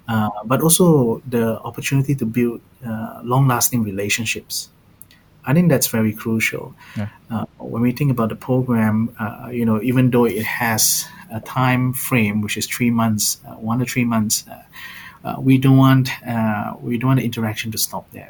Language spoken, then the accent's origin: English; Malaysia; moved away; also born or lived in Singapore / Australia / Mountain View; I'm originally from Malaysia, so I do understand a bit of Bahasa.